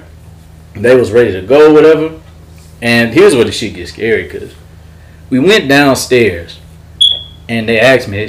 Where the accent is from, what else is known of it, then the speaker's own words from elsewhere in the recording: Mosey, Texas, United States; I'm from Mosey, Texas, and my father's side's from Louisiana